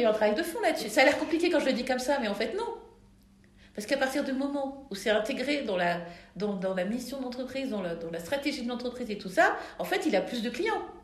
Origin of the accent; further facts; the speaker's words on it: France; je suis née en France, donc je, me considère européenne et je suis black